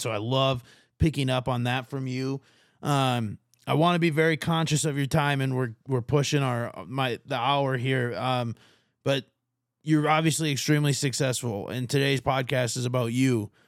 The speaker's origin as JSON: {"language": "English", "area": "Martin County", "region": "Minnesota", "country": "United States", "tie": "born or raised there", "moved": "as an adult", "lives_now": "Arizona, United States", "said": "I'm from Martin County, Minnesota is my home county"}